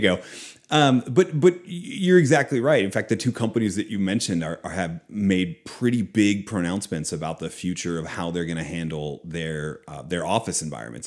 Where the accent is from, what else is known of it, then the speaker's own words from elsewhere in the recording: Philadelphia, Pennsylvania, United States; also born or lived in outside Boston, Massachusetts; now in Oklahoma, United States; was born in Philadelphia. Uh, I grew up outside of Boston for a time.